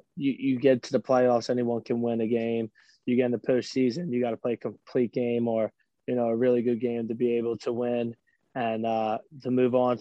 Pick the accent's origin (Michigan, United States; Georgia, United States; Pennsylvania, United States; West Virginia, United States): Pennsylvania, United States; Philadelphia; in Philly in front of my hometown